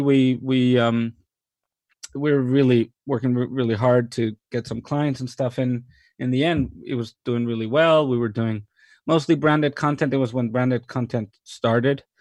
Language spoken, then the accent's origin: English; Mexico; moved away as an adult; also born or lived in New York / London; I was born and raised in Mexico